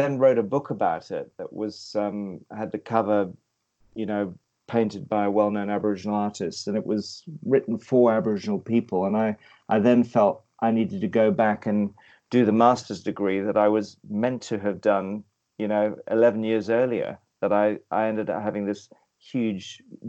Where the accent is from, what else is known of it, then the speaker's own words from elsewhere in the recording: Kenya; also born or lived in West Africa; Growing up in East Africa in the middle of a guerrilla war, or actually moving, my parents were in the Mau Mau war in Kenya, but then we moved across to West Africa where there was a guerrilla war between local tribes